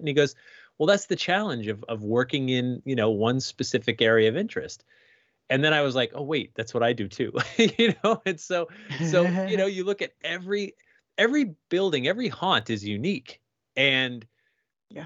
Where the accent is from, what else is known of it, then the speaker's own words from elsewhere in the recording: Sandy Hook, Connecticut, United States; I grew up in Sandy Hook, Connecticut